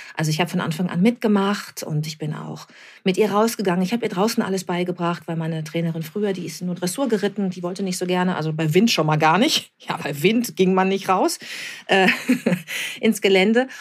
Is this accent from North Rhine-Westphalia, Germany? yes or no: yes; Bad Lippspringe, North Rhine-Westphalia, Germany; moved away as an adult; also born or lived in Hamburg; now in near Hamburg, Germany; ich bin ganz ländlich aufgewachsen in Bad Lippspringe bei Paderborn